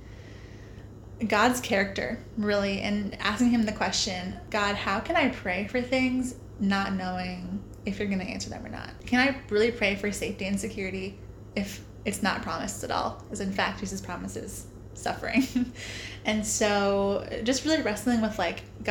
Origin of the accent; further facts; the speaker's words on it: Center Point, Iowa, United States; moved away as an adult; now in Gainesville, United States; I am from Center Point, Iowa